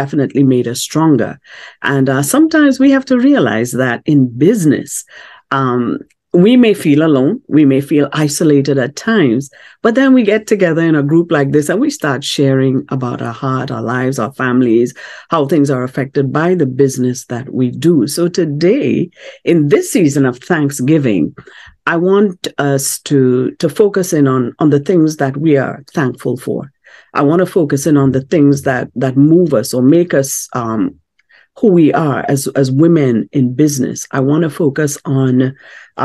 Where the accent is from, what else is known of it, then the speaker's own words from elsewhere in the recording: Trinidad & Tobago; my home country of Trinidad and Tobago